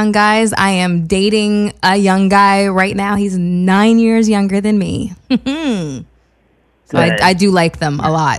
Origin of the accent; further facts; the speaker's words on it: Canada; I'm Canadian.